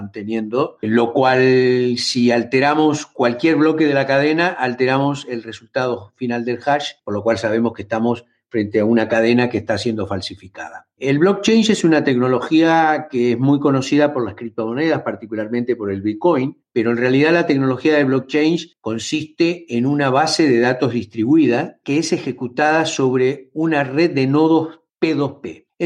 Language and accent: Spanish; Buenos Aires, Argentina; born there; moved away as an adult; Nací en Buenos Aires